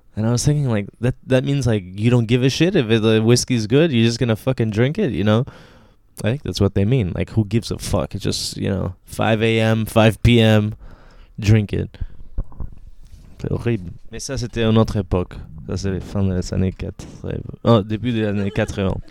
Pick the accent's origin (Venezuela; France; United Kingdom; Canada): Venezuela; Caracas, Capital District; French is a second language; moved away; j'ai grandi à Caracas